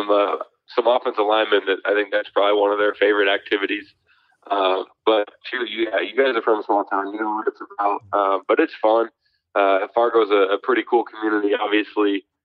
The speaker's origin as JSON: {"language": "English", "town": "Omaha", "region": "Nebraska", "country": "United States", "tie": "born or raised there", "also_born_or_lived": "Fargo, North Dakota", "moved": "as an adult", "said": "growing up in Omaha"}